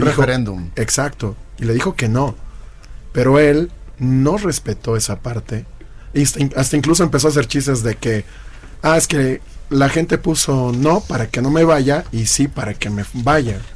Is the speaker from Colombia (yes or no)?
no; Bolivia; moved away as an adult; now in Mexico; somos muchos bolivianos que estamos aquí en México. Yo llevo más de 14 años acá, soy mexicano naturalizado